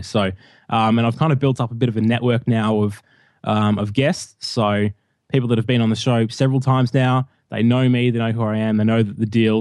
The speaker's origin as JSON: {"language": "English", "town": "Melbourne", "region": "Victoria", "country": "Australia", "moved": "as an adult", "lives_now": "Hamilton, Australia", "said": "I'm from Melbourne, and I recently moved a few months ago, uh, about four hours out of Melbourne to a rural, a rural town, uh, called Hamilton"}